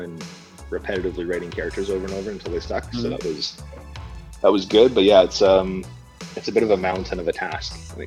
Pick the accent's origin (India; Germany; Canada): Canada; moved away as an adult; now in Japan; I'm Canadian